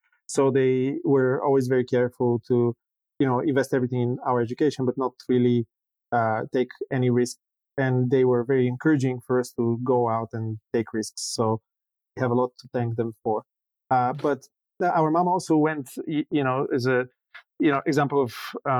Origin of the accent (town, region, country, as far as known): Bulgaria; born or raised there